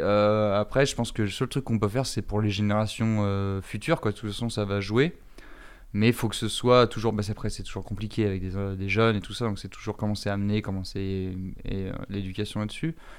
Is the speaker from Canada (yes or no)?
no; France; en tant que Français euh, blanc